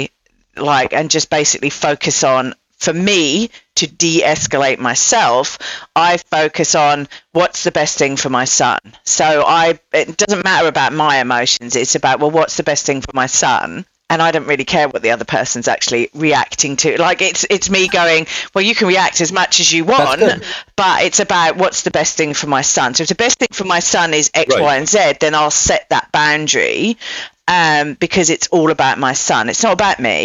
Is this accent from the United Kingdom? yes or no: yes; England, United Kingdom; moved away as an adult; now in United States; I'm English as well